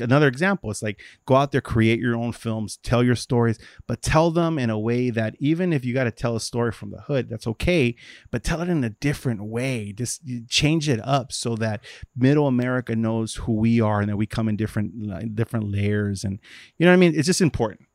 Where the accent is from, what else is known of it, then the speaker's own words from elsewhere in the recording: Los Angeles, California, United States; I grew up in Watts